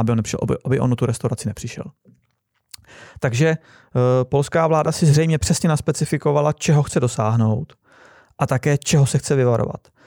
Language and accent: Czech; Czechia; moved away; also born or lived in Poland; My jsme Češi